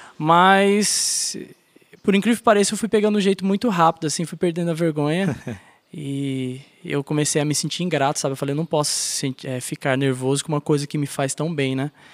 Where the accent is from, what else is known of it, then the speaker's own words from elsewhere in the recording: São José dos Campos, São Paulo, Brazil; eu nasci em São Paulo, em São José dos Campos, interior, Vale do Paraíba.